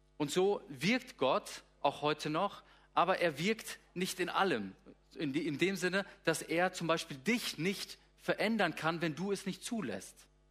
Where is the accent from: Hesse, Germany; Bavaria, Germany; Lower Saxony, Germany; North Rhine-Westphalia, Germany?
Hesse, Germany; Darmstadt; moved away as an adult; also born or lived in Gummersbach; now in Lippe, Germany; Ich bin aufgewachsen in Südhessen, in Darmstadt, habe dort äh, ja, so ziemlich meine ganze Kindheit und Jugendzeit verbracht bis zum 18. Lebensjahr